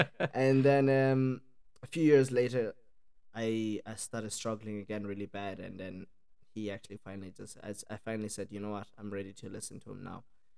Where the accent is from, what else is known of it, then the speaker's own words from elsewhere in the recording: Ireland; from Ireland, me and my mom and my sister, we lived there, and yeah, my accent then got mixed up in around those three countries.